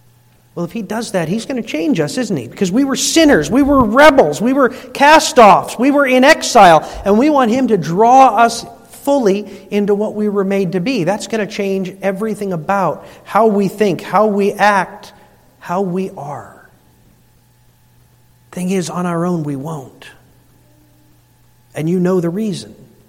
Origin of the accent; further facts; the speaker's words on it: United States; we're Dutch or because we're American